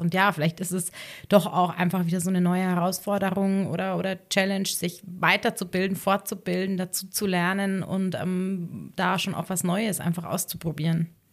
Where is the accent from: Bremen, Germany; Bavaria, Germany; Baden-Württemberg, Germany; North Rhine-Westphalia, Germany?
Bavaria, Germany; Ohlstadt; moved away as an adult; also born or lived in Innsbruck / Munich; ich komme ja ursprünglich aus Ohlstadt, ähm, aber für mich war das da, der Landkreis Garmisch-Partenkirchen, immer meine Heimat